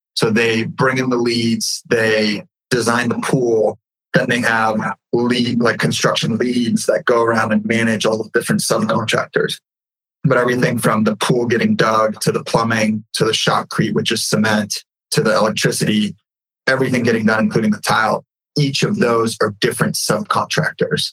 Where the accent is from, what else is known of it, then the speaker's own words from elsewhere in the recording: California, United States; also born or lived in Ukraine; I was born in the Ukraine and my family came over here. My mom came over here in 92 with me. I grew up in California.